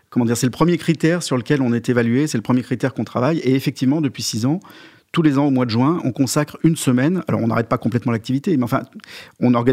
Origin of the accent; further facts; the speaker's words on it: Lyon, Auvergne-Rhône-Alpes, France; Non, non, je suis lyonnais.